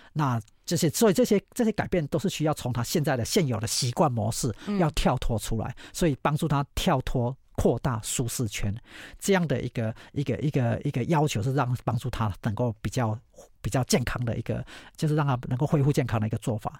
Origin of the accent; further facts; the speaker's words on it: Taiwan; 我不是美国籍的人，我是台湾人